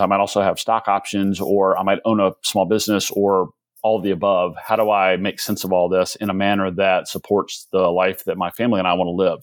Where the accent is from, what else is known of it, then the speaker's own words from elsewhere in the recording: Athens, Georgia, United States; also born or lived in Atlanta, Georgia / South Carolina; I did most of my growing up in Athens, Georgia, which is right up the road, home of the University of Georgia